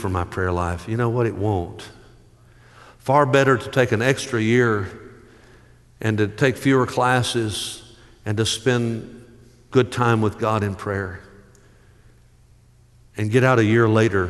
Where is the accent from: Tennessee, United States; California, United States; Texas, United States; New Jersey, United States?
Tennessee, United States; Dyersburg; I grew up in Dyersburg, Tennessee